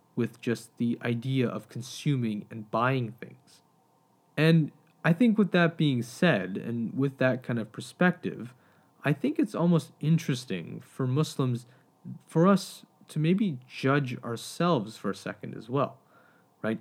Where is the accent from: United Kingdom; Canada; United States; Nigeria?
Canada; as a Canadian, uh, and as someone who grew up in Canada